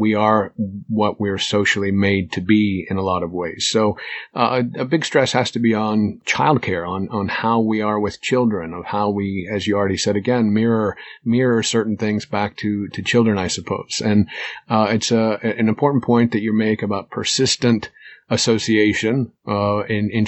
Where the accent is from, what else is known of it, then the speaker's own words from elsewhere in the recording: United States; as an American